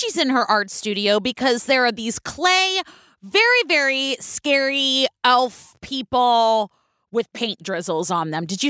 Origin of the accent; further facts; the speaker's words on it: California, United States; I am from California.